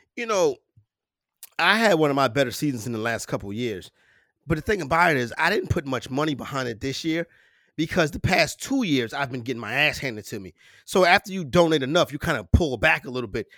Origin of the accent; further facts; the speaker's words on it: New York, United States; I'm a New Yorker